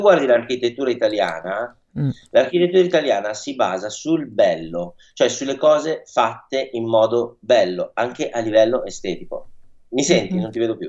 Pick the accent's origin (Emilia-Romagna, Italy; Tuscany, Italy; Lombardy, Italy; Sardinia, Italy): Lombardy, Italy; Milan; io sono nato, cresciuto, e vissuto qua a Milano